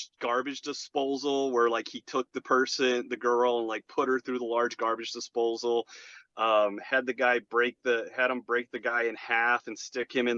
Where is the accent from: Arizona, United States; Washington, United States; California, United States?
Arizona, United States; Gilbert; also born or lived in Chicago; I grew up in Gilbert, Arizona